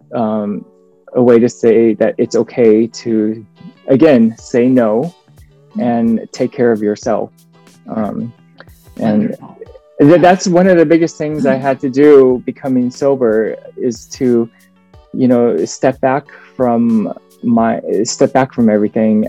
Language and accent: English; United States; I was born in the States. My dad is from uh, South Korea.